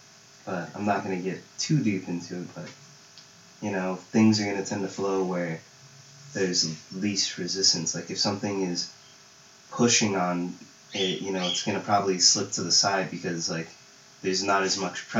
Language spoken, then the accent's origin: English; Lake Elsinore, California, United States; also born or lived in Pomona, California; I actually grew up in, like, Elsinore from, like, the age of 4 till 18. Then I came out to Pomona because college